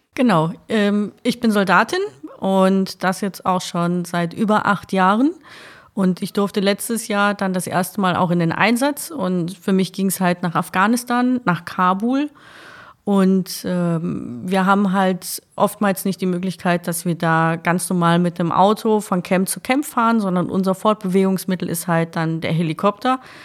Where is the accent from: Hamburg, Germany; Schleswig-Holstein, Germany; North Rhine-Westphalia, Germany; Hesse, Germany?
North Rhine-Westphalia, Germany; Essen; also born or lived in Kray, Essen; Ich bin auf der Margaretenhöhe groß geworden